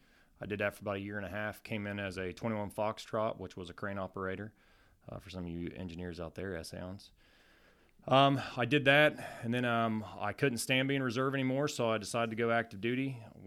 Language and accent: English; Wheelersburg, Ohio, United States; also born or lived in Portsmouth, Ohio; For starters, I'm originally from Portsmouth, Ohio.